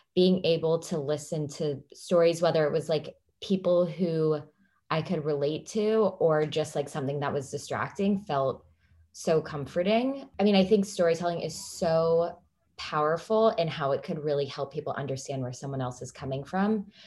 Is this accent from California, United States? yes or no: yes; California, United States; now in Washington, D.C., United States; I'm from California originally, and now I live in Washington, D C.